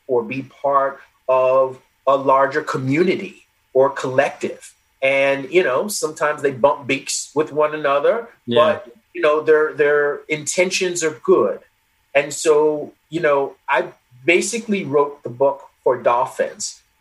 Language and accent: English; United States; also born or lived in England; being an American